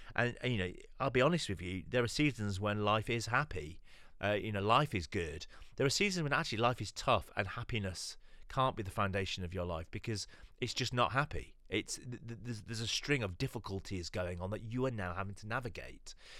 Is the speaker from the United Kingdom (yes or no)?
yes; London, United Kingdom; I'm from East London. I lead a church over here in East London